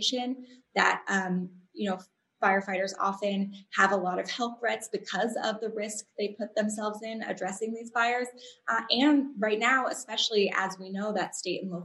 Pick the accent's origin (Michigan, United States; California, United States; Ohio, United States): California, United States; San Diego; when I was growing up in San Diego